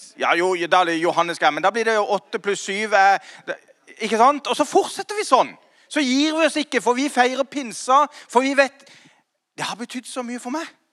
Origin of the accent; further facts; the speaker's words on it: Kristiansand, Agder, Norway; now in Grimstad, Norway; jeg kom fra Slettheia. Og, og, og, jeg er født og oppvokst i en relativt eh, vanlig, eh, ikke så kirkevanlig eh, hjem